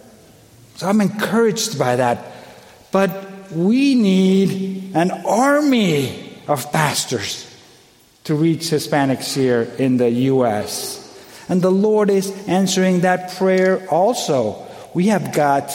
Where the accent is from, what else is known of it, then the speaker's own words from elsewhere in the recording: Colombia; moved away; I'm originally from Colombia